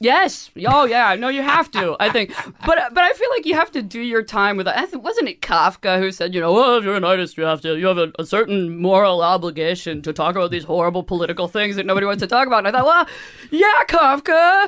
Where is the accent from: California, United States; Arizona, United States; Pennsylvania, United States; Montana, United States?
California, United States; San Francisco; also born or lived in Chico, California; growing up in San Francisco